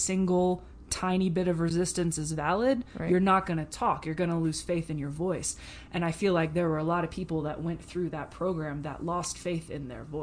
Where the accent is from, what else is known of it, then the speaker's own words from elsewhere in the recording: Atlanta, Georgia, United States; moved away as an adult; also born or lived in Nashville, Tennessee / Ohio; now in Colorado, United States; born in Nashville, Tennessee, raised in Atlanta, Georgia